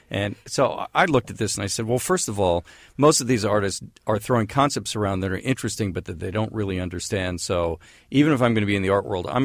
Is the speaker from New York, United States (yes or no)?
no; San Francisco, California, United States; because I grew up in San Francisco and it was the '60s